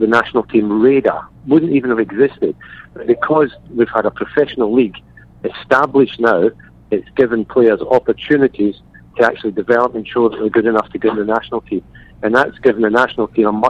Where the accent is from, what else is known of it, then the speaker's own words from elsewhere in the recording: Glasgow, Scotland, United Kingdom; moved away; I'm from Glasgow